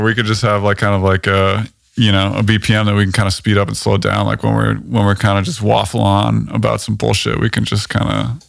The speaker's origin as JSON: {"language": "English", "town": "Boulder", "region": "Colorado", "country": "United States", "tie": "born or raised there", "also_born_or_lived": "Lincoln, Nebraska / Toronto, Canada", "moved": "as an adult", "lives_now": "Los Angeles, United States", "said": "I was, you know, fortunate enough to get out of Lincoln, Nebraska when I was 3 years old. So I then was kind of raised in Boulder, Colorado, which is, it's an amazing place"}